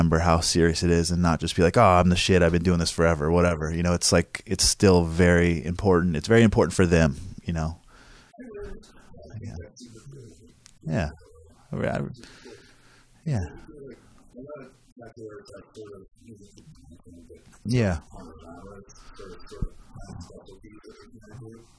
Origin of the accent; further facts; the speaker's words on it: Oceanside, California, United States; I grew up in Oceanside, which is North County